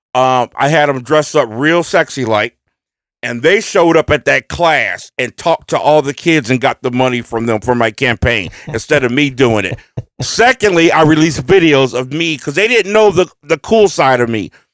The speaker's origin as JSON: {"language": "English", "region": "Ohio", "country": "United States", "said": "We are from Ohio"}